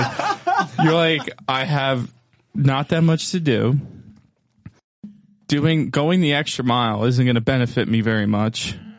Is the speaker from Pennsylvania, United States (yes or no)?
yes; Easton, Pennsylvania, United States; The headquarters of the Crayola factory are in my hometown, Easton, PA.